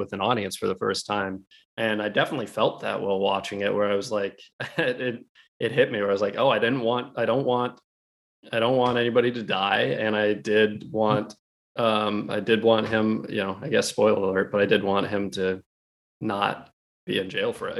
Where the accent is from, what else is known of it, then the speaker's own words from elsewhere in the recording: Alaska, United States; moved away; we grew up in Alaska